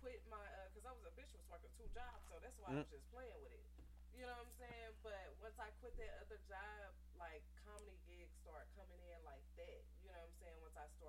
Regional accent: St. Louis, Missouri, United States; growing up, being a female, growing up in St. Louis

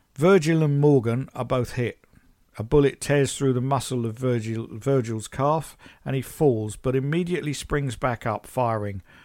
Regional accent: United Kingdom; I'm British

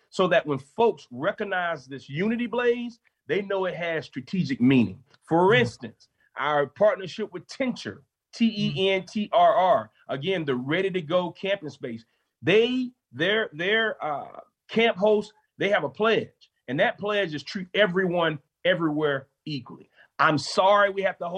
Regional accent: Columbia, South Carolina, United States; I'm from Columbia, South Carolina

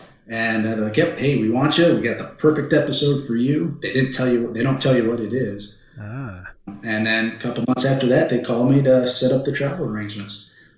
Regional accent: Midwest, United States; Growing up in the Midwest, we always had, you know, Renaissance fairs, 4-H fairs, all these other little things.

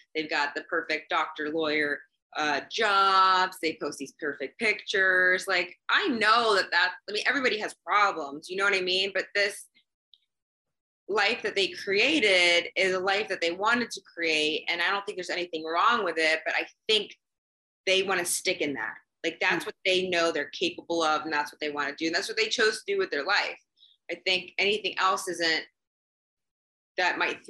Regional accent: Dubai, United Arab Emirates; moved away; I grew up in Dubai and I loved growing up there

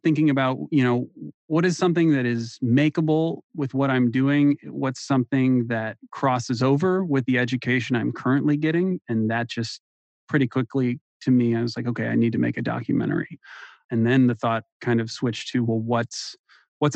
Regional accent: St. Louis, Missouri, United States; also born or lived in Columbia, Missouri; I'm from St. Louis

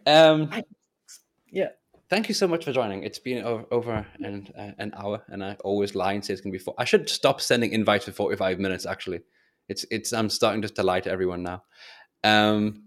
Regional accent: England, United Kingdom; I'm English

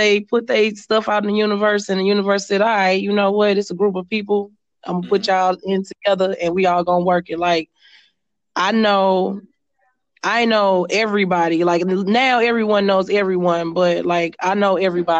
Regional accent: St. Louis, Missouri, United States; I'm from St. Louis, Missouri, 314 West Side

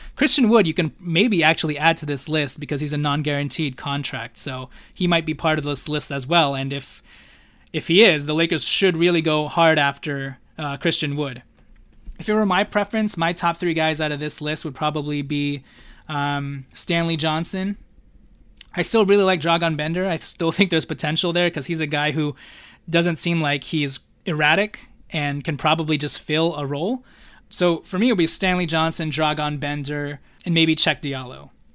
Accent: Philippines; I'm Filipino

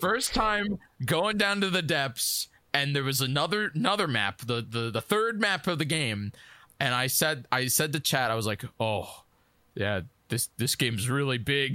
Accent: New York, United States; I'm from New York

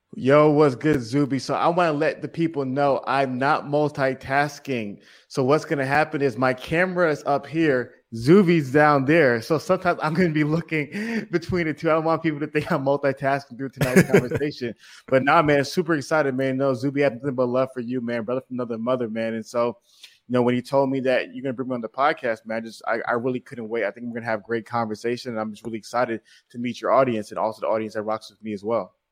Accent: New York City, New York, United States; I was born in Staten Island, New York. And so being born in New York, especially in Staten Island, is a unique experience

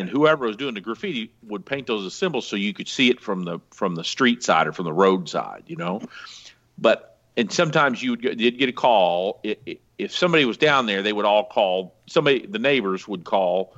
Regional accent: the Ozarks, United States; I grew up out here in the Ozarks

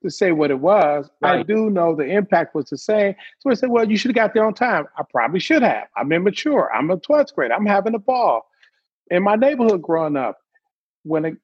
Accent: Detroit, Michigan, United States; I grew up in Detroit

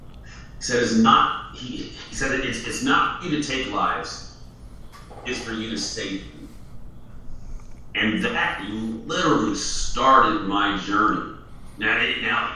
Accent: San Bernardino, California, United States; I grew up in San Bernardino, California, Inland Empire

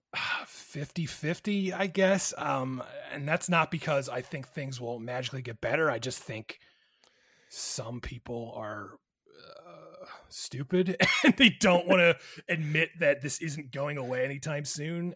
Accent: New Jersey, United States; in my home state of New Jersey

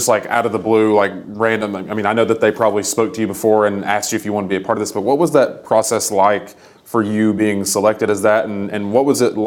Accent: United States; I grew up about an hour up the road.

